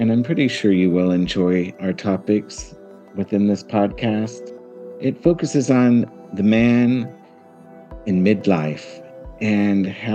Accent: Central Valley, California, United States; I grew up in the Central Valley, grew up in Armenian household

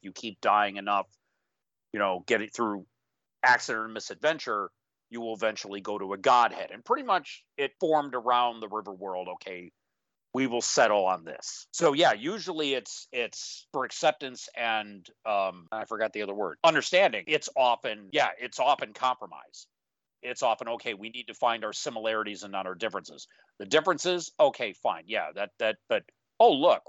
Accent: United States; I consider myself American

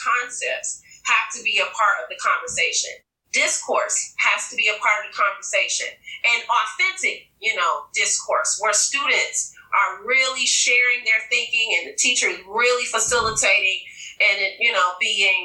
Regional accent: Detroit, Michigan, United States; I'm from Detroit, Michigan.

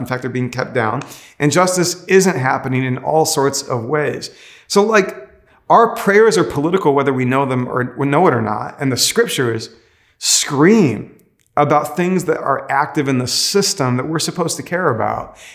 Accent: United States; I actually love being an American

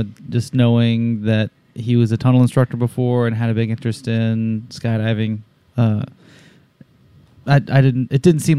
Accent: Utah, United States; moved away; I grew up in Utah.

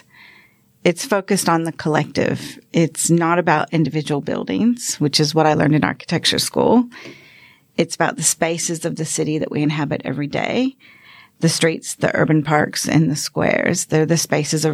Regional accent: Florida, United States; moved away as an adult; now in Sydney, Australia; I grew up in American suburbia, mainly in Florida

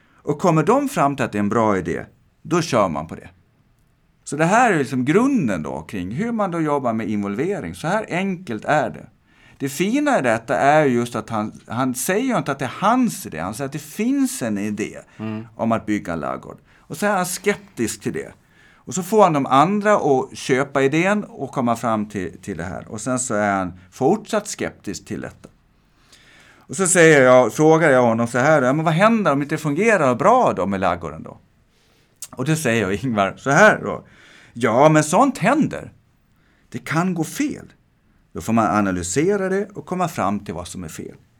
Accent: Gotland, Sweden; Som gotlänning

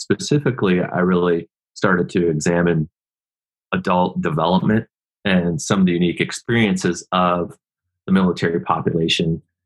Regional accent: Seattle, Washington, United States; I grew up in the Northwest, grew up in Seattle

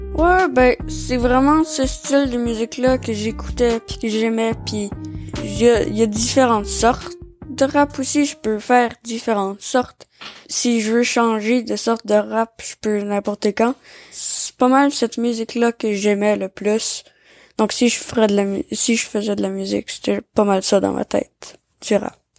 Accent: Nelson, British Columbia, Canada; first language French; also born or lived in Maria, Quebec; né au Québec, en Gaspésie, euh, dans un petit village qui s'appelle Maria, à trois ans arrivé ici

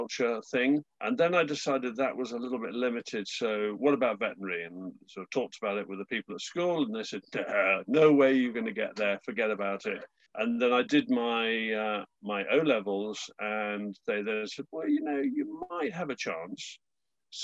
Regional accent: Surrey, South East England, United Kingdom; I was brought up in Surrey

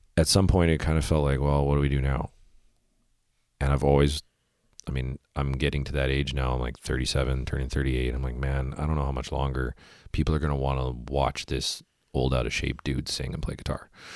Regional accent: Winnipeg, Manitoba, Canada; I'm from Winnipeg

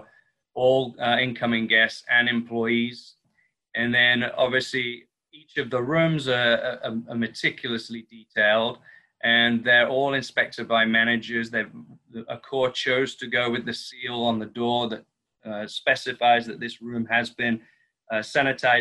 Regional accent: the north of England, United Kingdom; moved away as an adult; also born or lived in Miami Beach / Las Vegas; now in Santa Monica, United States; I'm also British from the north of England, transferred here to the US in 2002 with the Ian Schrager Hotels.

